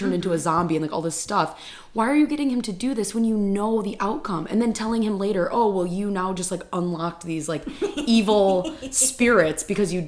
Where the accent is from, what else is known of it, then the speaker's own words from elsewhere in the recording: Michigan, United States; I grew up in Michigan